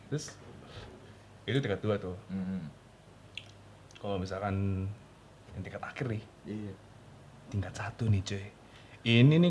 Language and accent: Indonesian; Bandung, West Java, Indonesia; accent: Sundanese; Karena kita emang asli Bandung. Asli Bandung, Yoi. Asli Bandung Barat